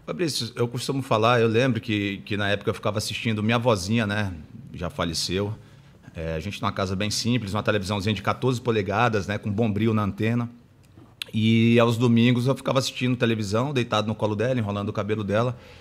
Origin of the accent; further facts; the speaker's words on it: Acre, Brazil; eu sou do Acre, Sim. nascido e criado na beira do rio, né? Lá no Acre